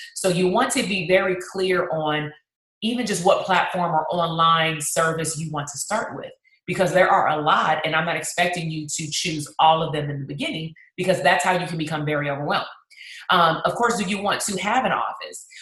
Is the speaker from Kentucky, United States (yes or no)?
no; Compton, California, United States; my hometown that's compton